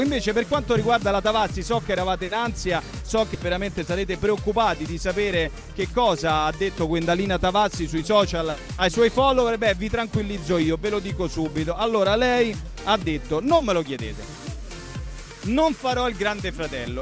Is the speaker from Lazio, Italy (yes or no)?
yes; Rome, Lazio, Italy; noi romani